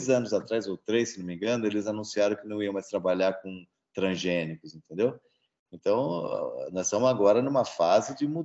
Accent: Italy; mas na Itália, em particular, e eu sou italiano

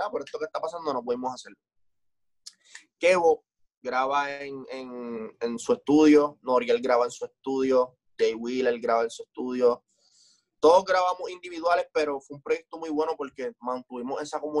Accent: Puerto Rico; vengo de un, vengo de un lugar de Puerto Rico que las oportunidades son bien pocas

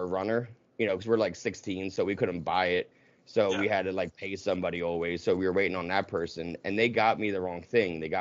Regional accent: right outside of Philadelphia, New Jersey, United States; I grew up right outside of Philadelphia, like, minutes, and in Jersey

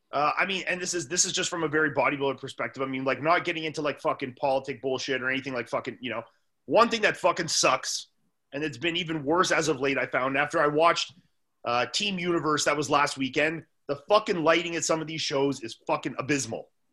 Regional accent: Canada; also born or lived in Orlando; as a Canadian

